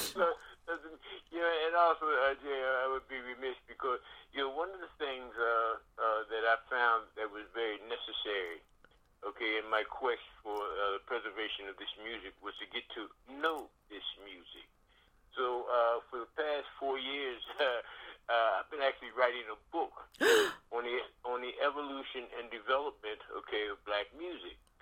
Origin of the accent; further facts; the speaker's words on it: Philadelphia, Pennsylvania, United States; born and raised in Philadelphia